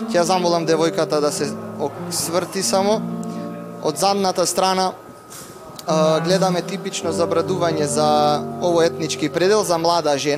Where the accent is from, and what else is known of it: Struga, North Macedonia